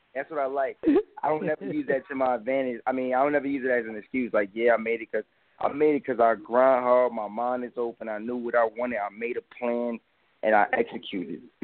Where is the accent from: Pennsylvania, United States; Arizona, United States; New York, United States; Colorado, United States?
New York, United States; New York City; I'm from Brooklyn, New York